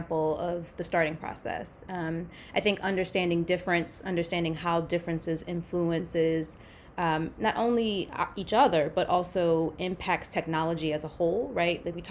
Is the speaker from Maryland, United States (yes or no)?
yes; Baltimore, Maryland, United States; I grew up in Baltimore, Maryland.